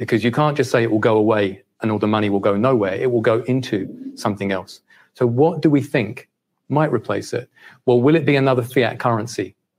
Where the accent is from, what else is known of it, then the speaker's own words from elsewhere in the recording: United Kingdom; also born or lived in 9 different countries; given that I'm a Brit, as you can hear. I work for a bank based in Singapore, which is a long way from here.